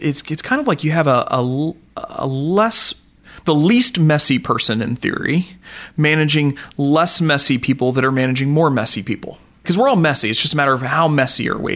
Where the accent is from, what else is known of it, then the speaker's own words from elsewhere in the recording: Joplin, Missouri, United States; I come from Joplin, Missouri, so uh, you know, farming community as well down there